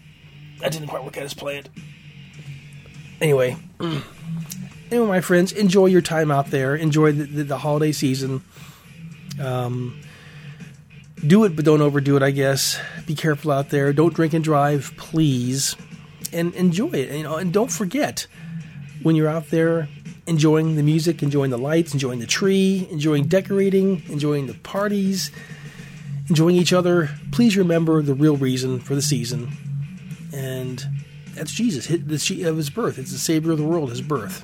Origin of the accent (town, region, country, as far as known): United States